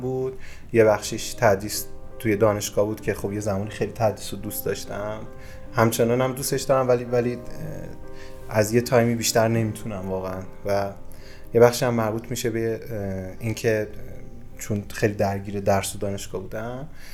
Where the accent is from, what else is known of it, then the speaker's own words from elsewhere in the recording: Yazd Province, Iran; من متولد یزدم همه جای اینو میگم و در واقع بخش بزرگی از زندگیمو توی یزد گذروندم